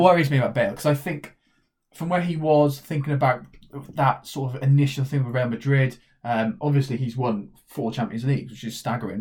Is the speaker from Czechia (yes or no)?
no; Welsh, Wales, United Kingdom; we are Welsh